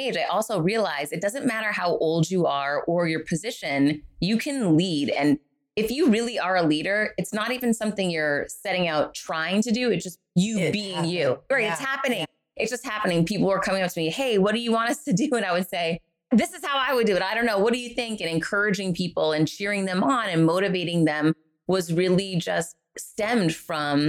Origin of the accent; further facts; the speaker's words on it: Worcester, Massachusetts, United States; moved away; I grew up in Worcester, Massachusetts, poor.